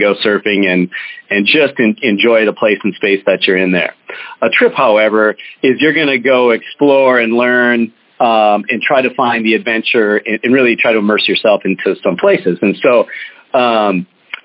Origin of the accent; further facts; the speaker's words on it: St. Paul, Minnesota, United States; I grew up in St. Paul, Minnesota